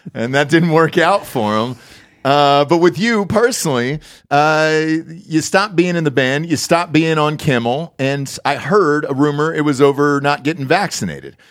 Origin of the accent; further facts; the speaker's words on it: Atlanta, Georgia, United States; moved away as an adult; also born or lived in Ohio / New York / Los Angeles; I'm, I'm from Atlanta, Georgia originally